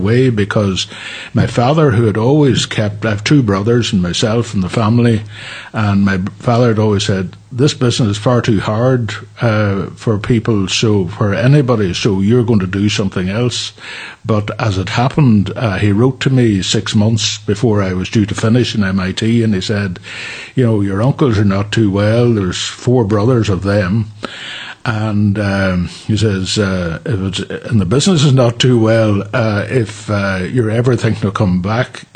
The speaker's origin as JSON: {"language": "English", "town": "Derry", "region": "Northern Ireland", "country": "United Kingdom", "tie": "born or raised there", "said": "our family grew up in Derry, as did my father's family, actually. I had a very good childhood, very happy childhood."}